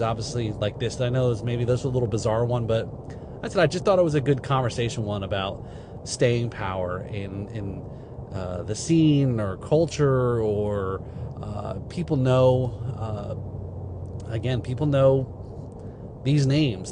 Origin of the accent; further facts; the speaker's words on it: Northeast, United States; I grew up in the Northeast